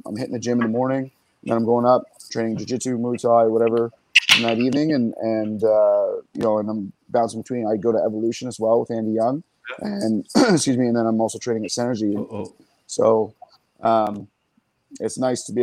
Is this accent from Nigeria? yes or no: no; Woodstock, Canada; I'm from Woodstock. It was a small town of 4,000, 5,000 people.